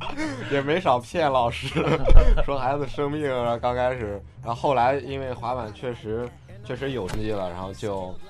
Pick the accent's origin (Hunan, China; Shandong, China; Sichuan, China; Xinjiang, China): Shandong, China; Jinan; now in Shanghai, China; 我来自山东济南。